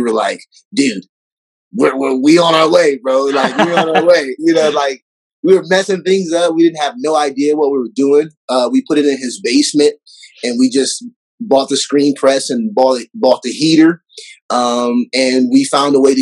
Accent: Waterloo, Iowa, United States; also born or lived in Texas; now in Denver, United States; originally I was born in Iowa

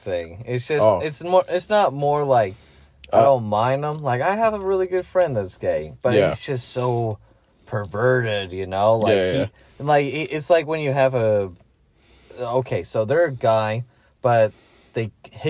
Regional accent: United Kingdom; See, with me, I'm a Brit, so I like to talk too fast.

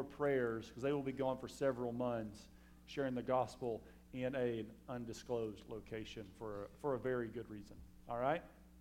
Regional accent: Alabama, United States; I'm from Alabama.

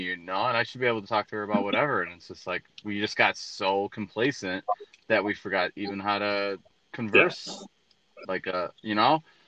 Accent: Braidwood, Illinois, United States; moved away as an adult; I lived in Braidwood, I used to throw house parties

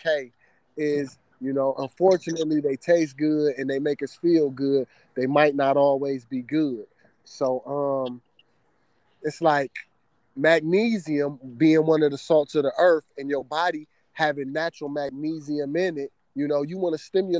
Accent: Cleveland, Ohio, United States; moved away as an adult; now in Broward County, United States; I'm from Cleveland, Ohio, originally. Me and my wife and my two kids, we just moved down here to Broward

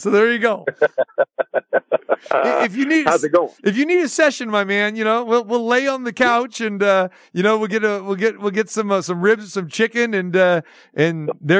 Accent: Sacramento, California, United States; when I was growing up in Sacramento, I decided to stay close to home instead.

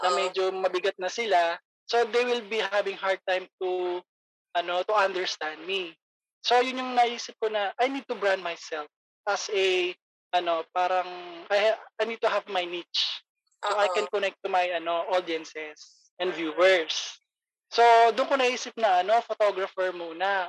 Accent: Pampanga, Central Luzon, Philippines; moved away; I'm from Pampanga

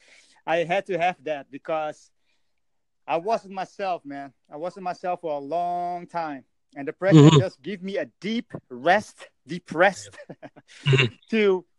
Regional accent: Netherlands; I'm from the Netherlands, man.

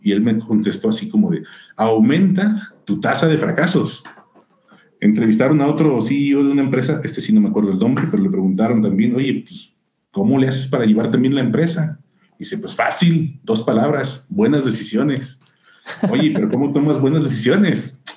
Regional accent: Tepic, Nayarit, Mexico; moved away as an adult; now in Guadalajara, Mexico; yo soy de Nayarit, yo, yo nací en Tepic, Nayarit

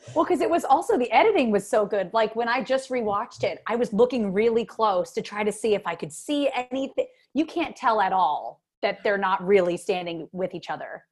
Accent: suburb outside of Philadelphia, Pennsylvania, United States; moved away as an adult; now in Los Angeles, United States; I'm from a suburb outside of Philly.

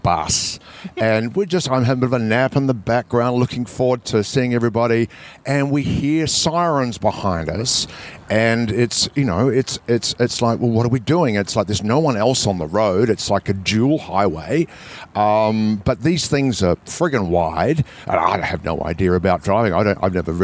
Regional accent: New Zealand; I'm from New Zealand.

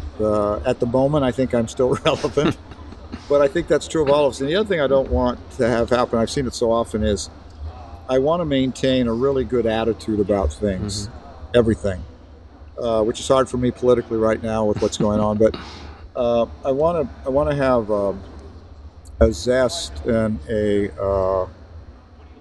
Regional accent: Central Valley, California, United States; I grew up in the Central Valley

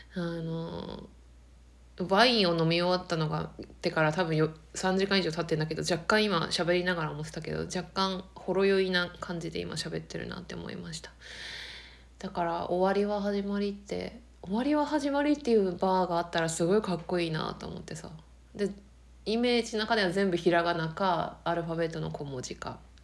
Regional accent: Akita, Japan; 秋田が自分の田舎

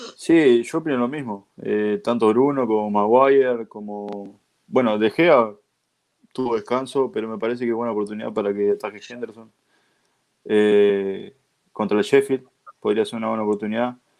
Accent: Uruguay; expresarme como uruguayo

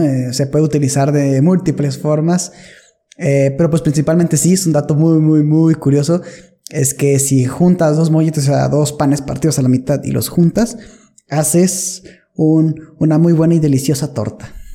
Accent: northern Mexico, Mexico; yo nací en una ciudad en, el norte, muy, muy norte de México

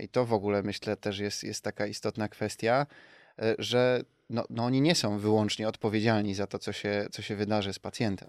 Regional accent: Sosnowiec, Silesian Voivodeship, Poland; Doceniam moje rodzinne miasto

